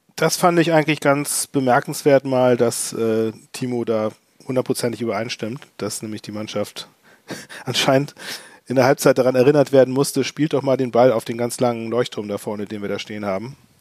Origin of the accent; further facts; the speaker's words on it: Hamburg, Germany; beim HTB in Harburg, wo ich aufgewachsen bin